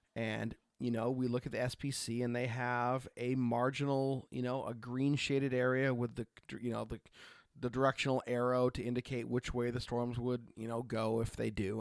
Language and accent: English; Oregon, United States; I grew up in Oregon